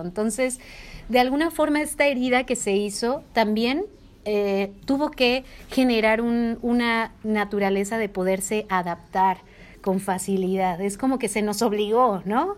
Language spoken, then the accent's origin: Spanish; Jalisco, Mexico; moved away as an adult; now in Nepal; yo que soy de Jalisco